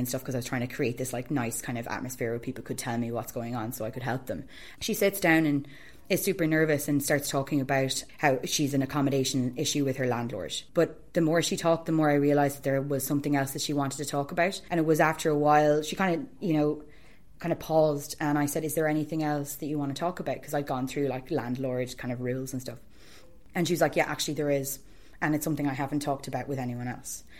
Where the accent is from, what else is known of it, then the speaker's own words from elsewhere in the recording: Longford, Leinster, Ireland; I'm from Longford, slap bang in the middle of Ireland.